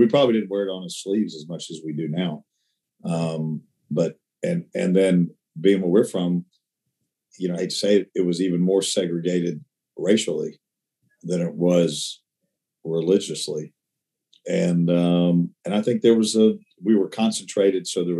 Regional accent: Memphis, Tennessee, United States; 10,000 Jews when I was growing up in Memphis out of, we'll call it 1 million people.

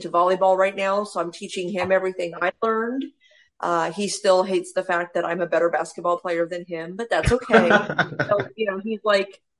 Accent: Mesa, Arizona, United States; also born or lived in Gilbert, Arizona; So I'm from Mesa, Arizona. I moved all of 10 minutes south to Gilbert, Arizona.

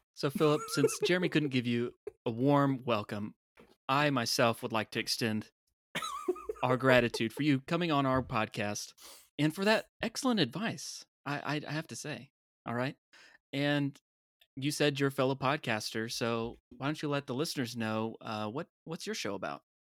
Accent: Tampa, Florida, United States; being from Tampa

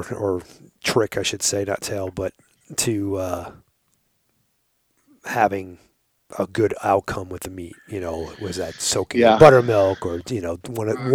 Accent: Long Island, New York, United States; I grew up on Long Island

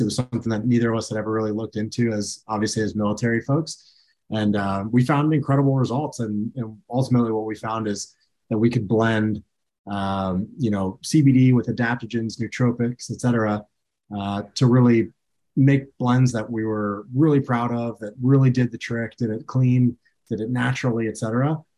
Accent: Clearwater, Florida, United States; I grew up in Clearwater, Florida

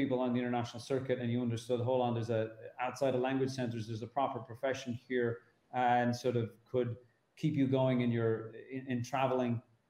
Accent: Ireland; moved away as an adult; also born or lived in Hong Kong; now in Dar es Salaam, Tanzania; I'm from Ireland

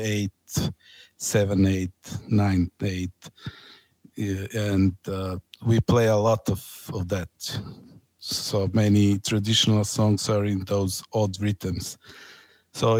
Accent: Serbia; also born or lived in Niš, Serbia; I'm from Serbia

